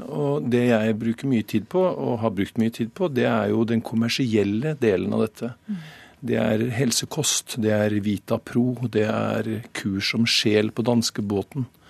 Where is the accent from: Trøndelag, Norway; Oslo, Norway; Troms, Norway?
Trøndelag, Norway; Snåsa; Jeg er jo fra Snåsa selv